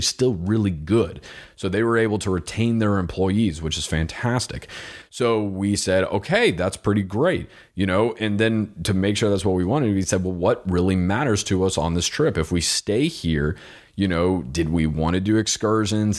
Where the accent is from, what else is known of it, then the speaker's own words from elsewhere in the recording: Florida, United States; I'm from Florida